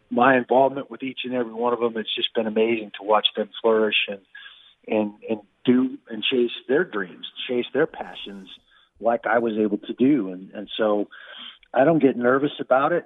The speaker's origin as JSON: {"language": "English", "town": "Everett", "region": "Washington", "country": "United States", "tie": "born or raised there", "also_born_or_lived": "Oregon", "moved": "as an adult", "lives_now": "Las Vegas, United States", "said": "I was born in 1963 in Providence Hospital, right up there in Everett, and grew up. Went to high school, Linwood High School, graduated in the class of 1981"}